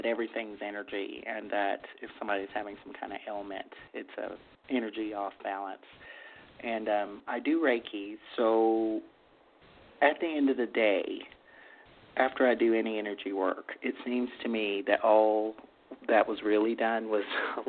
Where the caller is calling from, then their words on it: Texas, United States; I'm in Texas.